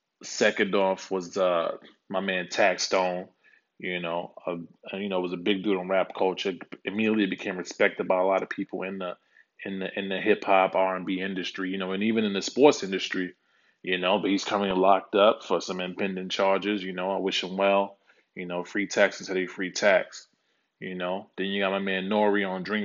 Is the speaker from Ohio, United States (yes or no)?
no; New York City, New York, United States; also born or lived in Dallas, Texas; now in California, United States; born and raised in Harlem